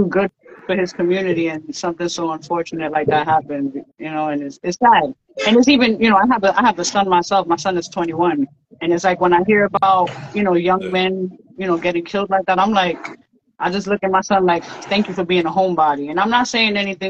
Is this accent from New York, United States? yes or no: yes; New York City, New York, United States; also born or lived in Queens, New York; I live in Queens. I'm originally from Brooklyn, but I live in Queens